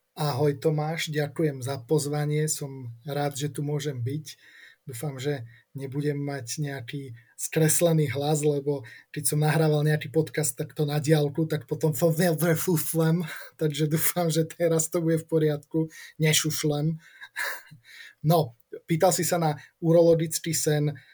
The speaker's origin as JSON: {"language": "Slovak", "town": "Martin", "region": "Žilina Region", "country": "Slovakia", "tie": "born or raised there", "also_born_or_lived": "Olomouc, Czechia", "said": "ja som sa narodil v Martine, mm, študoval som teda strednú školu v Martine"}